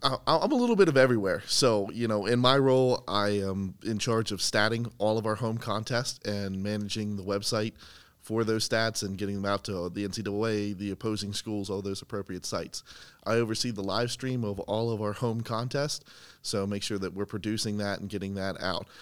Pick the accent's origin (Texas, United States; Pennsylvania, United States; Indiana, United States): Pennsylvania, United States; Boiling Springs; moved away; I'm from central Pennsylvania. I went to Boiling Springs High School